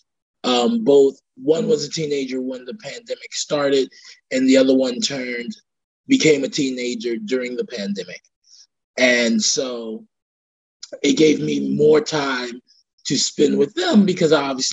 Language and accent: English; New York City, New York, United States; I was born and raised in Brooklyn, and I live back in Brooklyn now in Bedford-Stuyvesant